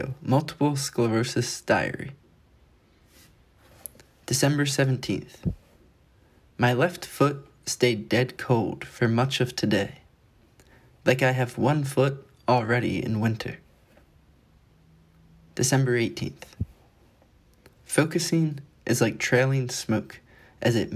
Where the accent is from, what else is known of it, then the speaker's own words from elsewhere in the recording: Wilmington, Delaware, United States; I'm from Wilmington, Delaware